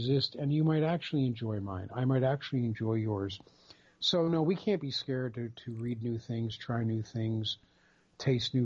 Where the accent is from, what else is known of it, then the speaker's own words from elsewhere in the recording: Pennsylvania, United States; moved away as an adult; now in New Jersey, United States; I was born in Pennsylvania